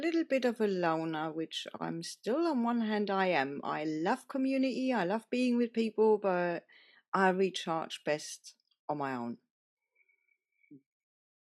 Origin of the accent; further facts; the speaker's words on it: Germany; now in Spain; I was born in Germany in a tiny, tiny, tiny village in the middle of nowhere, surrounded by forest.